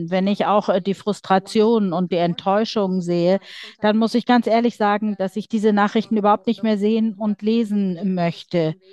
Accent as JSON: {"language": "German", "region": "Donetsk Oblast", "country": "Ukraine", "said": "Ich komme selbst aus der Region Donetsk. Meine Heimatstadt ist besetzt"}